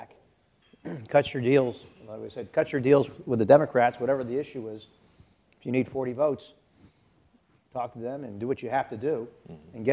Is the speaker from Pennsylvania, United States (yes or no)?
yes; Pennsylvania, United States; I'm from Pennsylvania